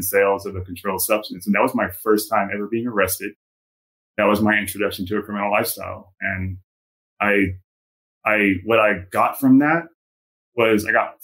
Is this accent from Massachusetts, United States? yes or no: no; San Antonio, Texas, United States; moved away; also born or lived in Southern California; I was born and raised in San Antonio, Texas.